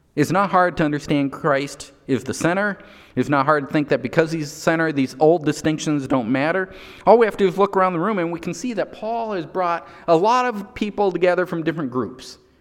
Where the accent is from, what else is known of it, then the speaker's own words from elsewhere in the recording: United States; my nationality is still American because I was born in the United States.